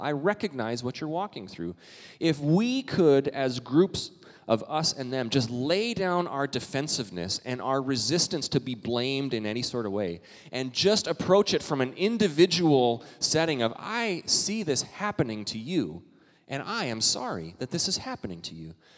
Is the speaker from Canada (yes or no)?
yes; Canada; now in United States; I'm Canadian